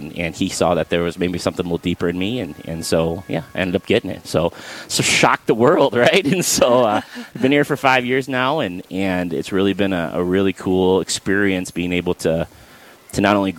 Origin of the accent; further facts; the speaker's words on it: Minot, North Dakota, United States; also born or lived in Garrison, North Dakota; Yeah, well, I was born and raised in North Dakota. I was a little bit of a nomad. My dad ran elevators, so we kind of lived a little bit of everywhere, the east side of the state, the west side of the state. I grew up a lot in Minot, though, and then graduated from Garrison.